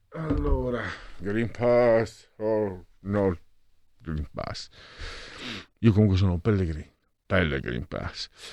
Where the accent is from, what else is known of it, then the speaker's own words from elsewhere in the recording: Friuli-Venezia Giulia, Italy; moved away; Io vengo dalla provincia del Rico, quella friulana, no? più profonda